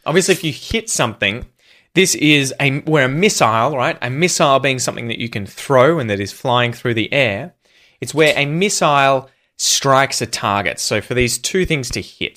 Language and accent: English; Australia; accent: Australian; first language English